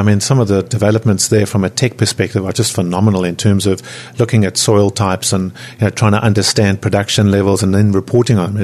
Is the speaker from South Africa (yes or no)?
yes; South Africa; now in New Zealand; I'm originally from South Africa